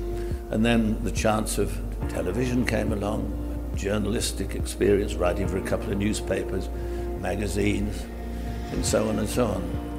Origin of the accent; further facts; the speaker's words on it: England, United Kingdom; I'm an Englishman, and of course one is always happiest at home.